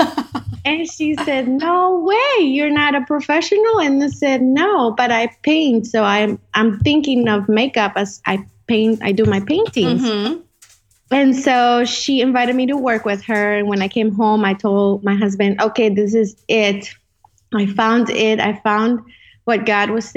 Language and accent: English; Colombia; first language Spanish; English is a second language; also born or lived in Dallas-Fort Worth, Texas; now in Dallas, United States; I live in Dallas, Fort Worth, and I am originally from Colombia. I've lived in many places